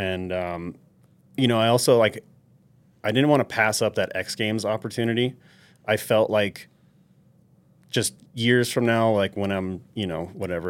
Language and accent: English; New York, United States; from a little kid growing up in New York, that always pictured having a backyard. Like, 'cause I grew up in an apartment building and, like, always wanted a backyard.